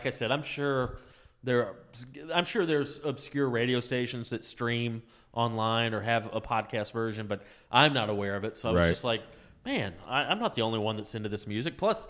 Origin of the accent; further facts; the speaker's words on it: the South, United States; I'm from the South too